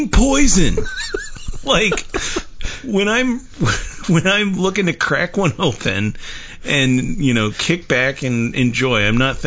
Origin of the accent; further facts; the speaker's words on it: Georgia, United States; moved away; I'm from Georgia originally.